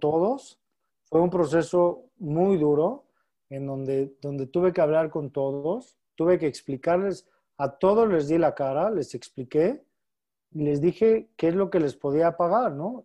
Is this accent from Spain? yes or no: no; Mexico; Toda nuestra familia está aquí en México y, sin lugar a dudas somos muy familiares. Eh, como buenos mexicanos, muéganos